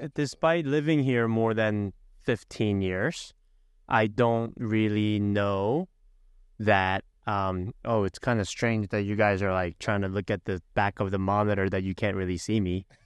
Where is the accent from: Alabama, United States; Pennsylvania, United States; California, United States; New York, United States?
Pennsylvania, United States; Philadelphia; moved away; I'm from Philly.